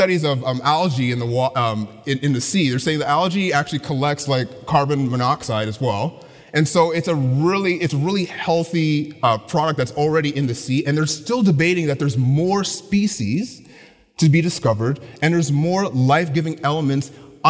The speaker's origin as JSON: {"language": "English", "town": "Ottawa", "region": "Ontario", "country": "Canada", "tie": "born or raised there", "said": "I grew up in the Ottawa area"}